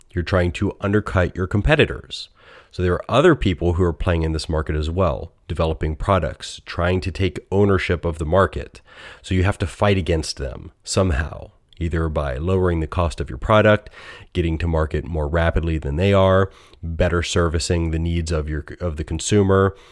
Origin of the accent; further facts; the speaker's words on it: United States; accent: American; my most American accent